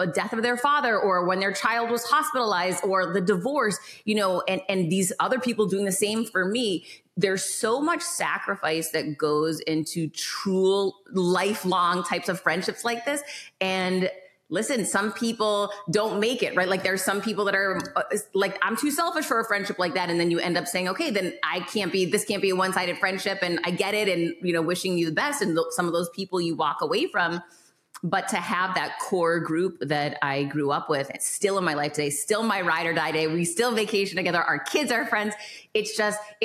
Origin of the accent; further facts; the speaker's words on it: Worcester, Massachusetts, United States; I grew up in Worcester, Massachusetts, which is not the most beautiful place in the world